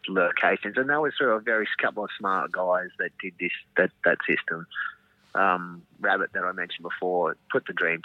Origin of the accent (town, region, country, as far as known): Coolangatta, Queensland, Australia; born or raised there; also born or lived in Nambour